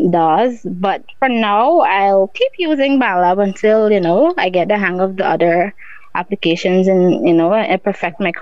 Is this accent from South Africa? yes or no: no; Barbados; also born or lived in Guyana; growing up in Barbados, you know, going to school and stuff